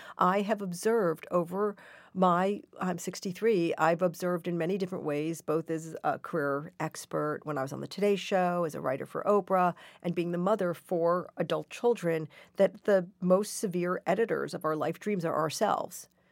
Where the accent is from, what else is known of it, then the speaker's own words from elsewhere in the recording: Portland, Oregon, United States; I was born in Portland, Oregon, and, and I was raised by two marvelous hippies